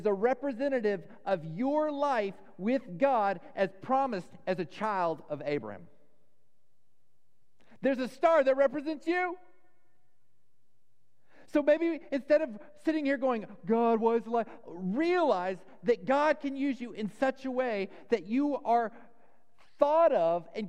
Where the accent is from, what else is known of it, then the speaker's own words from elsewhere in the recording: Dallas, Texas, United States; I grew up in Dallas.